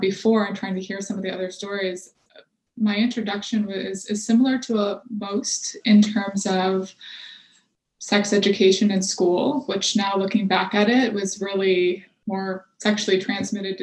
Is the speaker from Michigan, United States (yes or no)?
yes; Michigan, United States; also born or lived in Texas; now in Boston, United States; I'm originally from Michigan